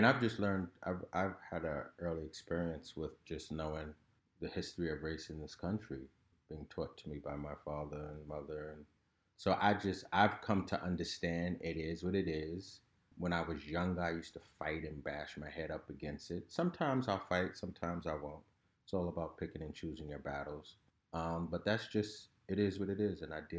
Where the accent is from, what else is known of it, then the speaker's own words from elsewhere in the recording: Harlem, New York, United States; And I didn't know it at the time because I came from Harlem.